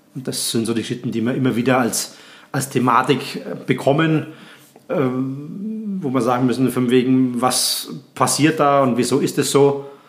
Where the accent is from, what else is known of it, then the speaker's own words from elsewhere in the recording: Graz, Styria, Austria; bei uns in Graz